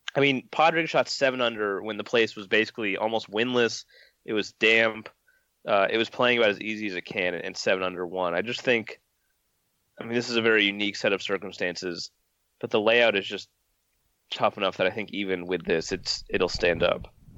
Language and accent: English; California, United States; I grew up in California